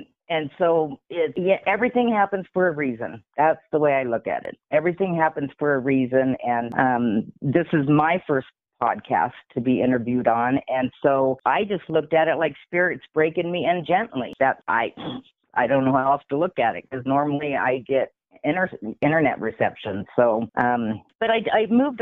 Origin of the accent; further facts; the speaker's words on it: California, United States; moved away; also born or lived in Utah; My background is I came from California. I was born to a woman with unresolved mental issues and health. And anyway, so I moved to Utah